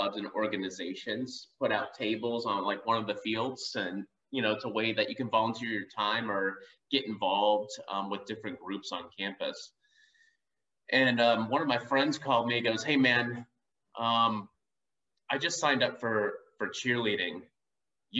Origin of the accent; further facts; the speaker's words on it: Georgia, United States; I grew up in Georgia.